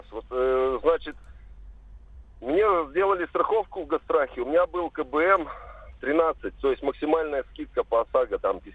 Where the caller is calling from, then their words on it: Perm, Perm Krai, Russia; Э, здравствуйте, я из Перми звоню.